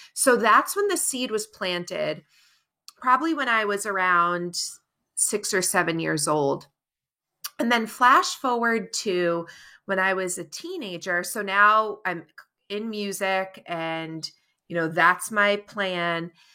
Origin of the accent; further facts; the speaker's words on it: Cape Cod, Massachusetts, United States; I'm born and raised on Cape Cod down in Massachusetts